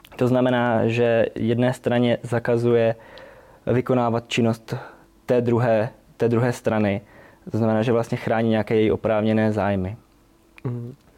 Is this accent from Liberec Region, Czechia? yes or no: no; Štíty, Olomouc Region, Czechia; pocházím ze Štítu, Eh, malé městečko v Olomouckém kraji